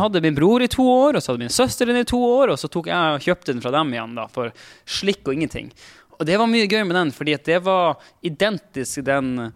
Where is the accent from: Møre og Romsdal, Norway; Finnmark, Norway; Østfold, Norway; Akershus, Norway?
Finnmark, Norway; now in Oslo, Norway; Jeg er en finnmarking som bor på Oslo vest og prøver å passe inn på Oslo vest.